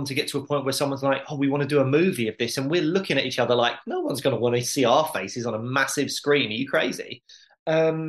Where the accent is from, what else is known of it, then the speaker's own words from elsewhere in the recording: United Kingdom; as a British teenager